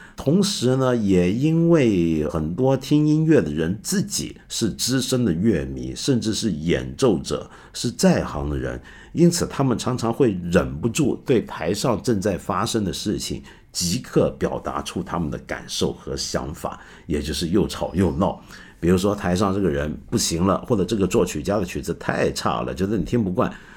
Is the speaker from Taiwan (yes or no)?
no; Hong Kong; 我记得以前我小时候在香港，就是听一些爵士音乐会